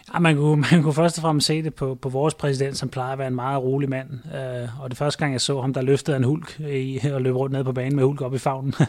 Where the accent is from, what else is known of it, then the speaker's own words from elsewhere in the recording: Denmark; moved away as an adult; now in China; jeg er fra Danmark